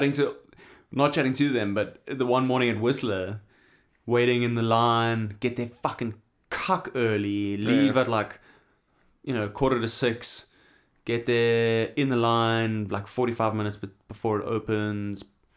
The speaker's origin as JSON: {"language": "English", "town": "Knysna", "region": "Western Cape", "country": "South Africa", "tie": "born or raised there", "said": "I remember there growing up in Knysna... We would talk about the Valleys, the people from the Transvaal, right?"}